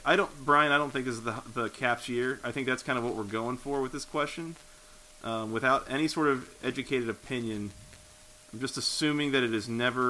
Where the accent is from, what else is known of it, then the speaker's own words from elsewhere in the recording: Atlanta, Georgia, United States; I'm from the South. I'm from Atlanta